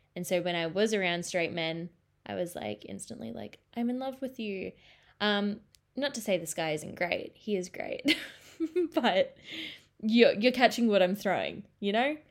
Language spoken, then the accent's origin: English; Australia; as an Australian